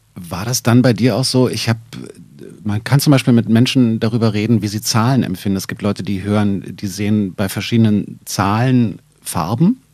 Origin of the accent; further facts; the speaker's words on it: Berlin, Germany; hier zwei echte Berliner sitzen